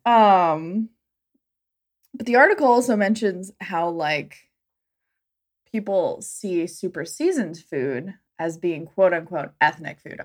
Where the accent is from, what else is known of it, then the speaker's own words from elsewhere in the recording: Southwest, United States; growing up in the Southwest, where we do eat a lot of Mexican food, we eat a lot of chilies.